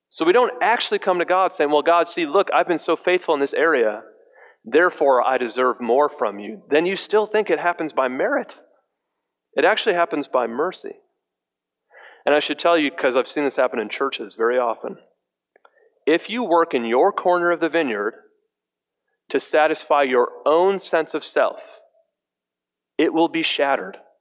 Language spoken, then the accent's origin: English; Detroit, Michigan, United States; I'm from Detroit